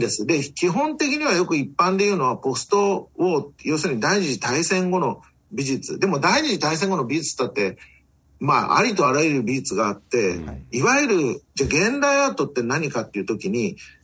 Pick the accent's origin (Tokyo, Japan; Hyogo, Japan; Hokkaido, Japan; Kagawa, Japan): Tokyo, Japan; also born or lived in Chiba Prefecture; now in Chiba, Japan; 私は東京生まれ、東京育、育ちで、千葉県に住んでる